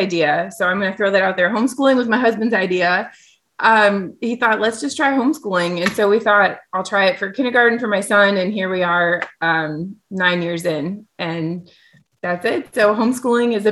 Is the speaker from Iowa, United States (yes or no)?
yes; Iowa, United States; moved away as an adult; also born or lived in Southwest Arkansas; now in Arkansas, United States; I'm from Iowa originally, but we currently live in Southwest Arkansas.